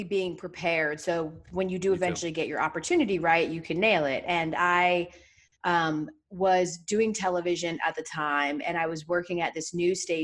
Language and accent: English; Atlanta, Georgia, United States; moved away as an adult; also born or lived in Boston; I'm from Atlanta. I grew up loving the Braves